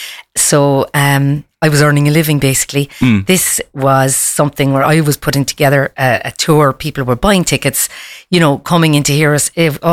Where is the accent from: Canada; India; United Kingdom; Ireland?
Ireland; also born or lived in Kazakhstan; being Irish as well does help.